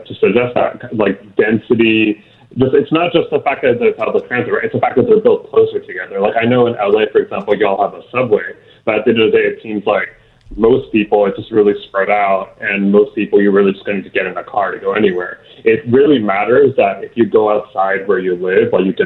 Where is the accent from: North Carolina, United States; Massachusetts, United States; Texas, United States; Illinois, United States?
Texas, United States; Houston; I'm from Houston, born and raised here